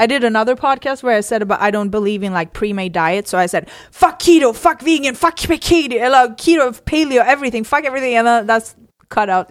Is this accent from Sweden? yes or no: yes; Sweden; moved away; I come from Sweden. We have a whole different mentality